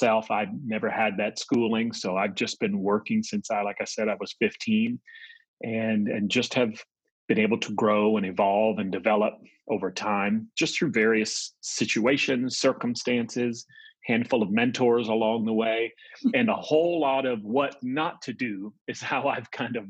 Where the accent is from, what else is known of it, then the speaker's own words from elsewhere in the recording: New York, United States; moved away; also born or lived in central United States; I'm from New York originally, just grew up on the East Coast and then lived in the central part of the States. My family moved